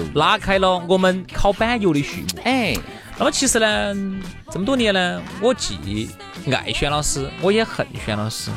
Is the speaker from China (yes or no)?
yes; Sichuan, China; 我们四川人说软，软